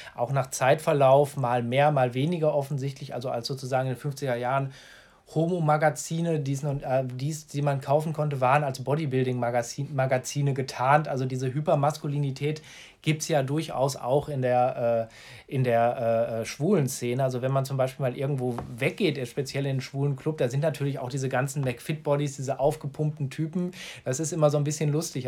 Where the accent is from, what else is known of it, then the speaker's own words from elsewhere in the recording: Gladbeck, North Rhine-Westphalia, Germany; in meiner Heimatstadt Gladbeck